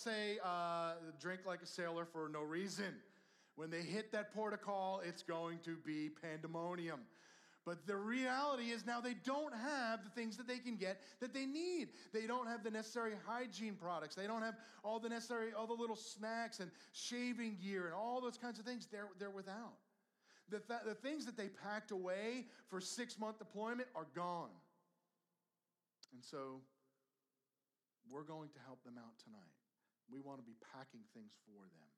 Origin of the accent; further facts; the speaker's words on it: New York, United States; moved away as an adult; I grew up in New York